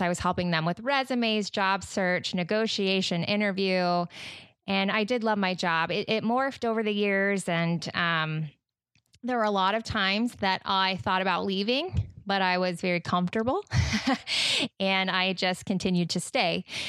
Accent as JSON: {"language": "English", "region": "Utah", "country": "United States", "moved": "yes", "lives_now": "Michigan, United States", "said": "I am originally from Utah."}